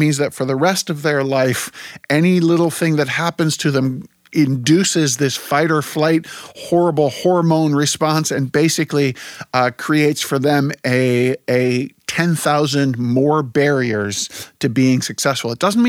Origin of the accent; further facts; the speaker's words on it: Germany; also born or lived in United States; I grew up partly in Germany and partly in the U.S. I have a dual citizenship.